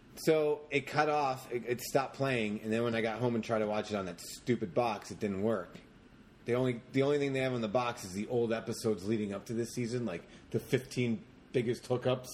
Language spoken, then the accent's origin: English; Jersey Shore, New Jersey, United States; also born or lived in Long Branch, New Jersey; I grew up in the Jersey Shore.